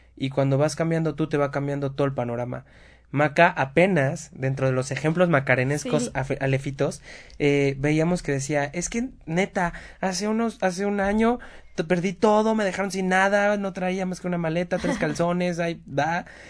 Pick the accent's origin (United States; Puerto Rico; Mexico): Mexico; Puebla; accent: cantadito; Somos poblanos, ¿qué le hacemos? Hablamos cantadito